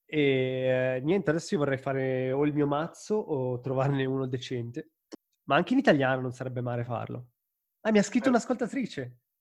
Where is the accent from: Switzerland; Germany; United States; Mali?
Switzerland; Ticino; moved away; stavo nella mia città natale, avevo tutti i miei amici